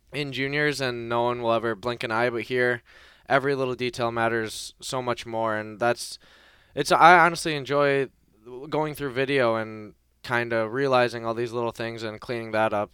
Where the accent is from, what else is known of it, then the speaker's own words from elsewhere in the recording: Detroit, Michigan, United States; moved away; I got to play in my, my hometown for one of the preseason games in Detroit